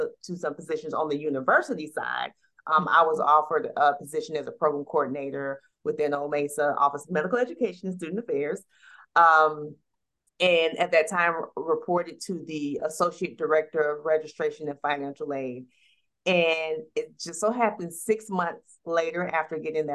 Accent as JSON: {"language": "English", "town": "Atlanta", "region": "Georgia", "country": "United States", "tie": "born or raised there", "said": "I was raised in the city of Atlanta. I graduated from a local high school here in the city of Atlanta"}